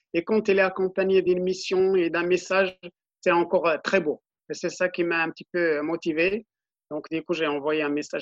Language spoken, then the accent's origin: French; Morocco; now in Auxerre, France; je suis originaire du Maroc dans un petit village euh, qui s'appelle Bzouk, dans le Moyen Atlas euh, du Maroc, donc à 100 km de Marrakech.